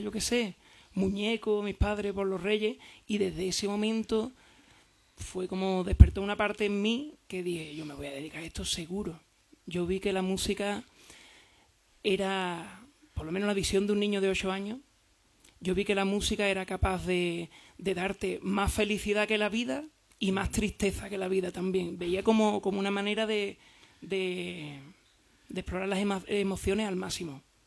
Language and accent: Spanish; San Fernando, Andalusia, Spain; yo, por ejemplo, que soy de San Fernando